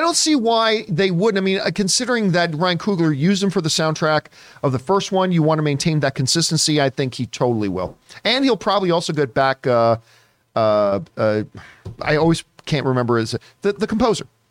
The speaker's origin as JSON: {"language": "English", "country": "Canada", "said": "as a Canadian"}